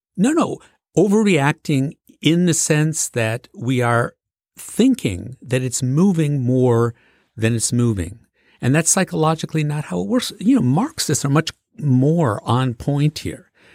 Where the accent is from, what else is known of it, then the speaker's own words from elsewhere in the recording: Macomb County, Michigan, United States; I grew up in Macomb County, Michigan, which is a blue-collar county right at the border of Detroit